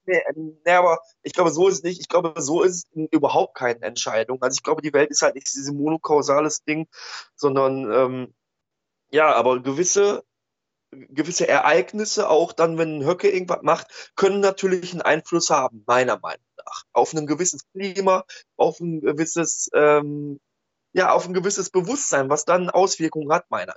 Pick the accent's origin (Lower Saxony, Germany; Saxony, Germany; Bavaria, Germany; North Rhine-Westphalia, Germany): North Rhine-Westphalia, Germany; Oberhausen; ich komme aus Oberhausen